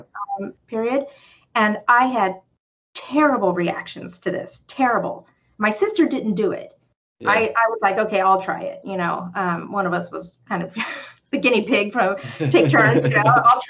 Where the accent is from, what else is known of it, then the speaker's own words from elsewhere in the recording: California, United States; now in Champaign-Urbana, United States; I'm from California originally